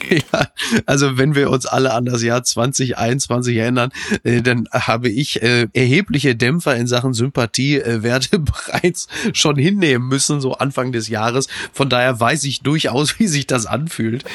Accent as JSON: {"language": "German", "area": "Ruhr area", "region": "North Rhine-Westphalia", "country": "Germany", "said": "jetzt komme ich ja nun aus dem Ruhrgebiet"}